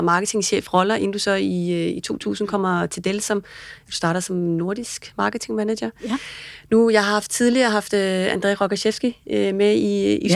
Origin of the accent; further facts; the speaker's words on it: Denmark; som dansker